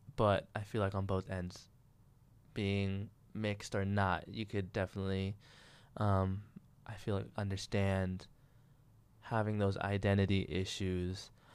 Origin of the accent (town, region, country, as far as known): California, United States; born or raised there